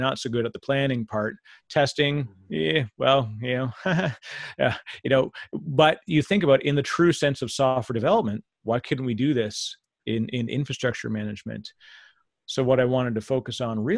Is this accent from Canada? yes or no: yes; Canada; I'm Canadian, so I say it weird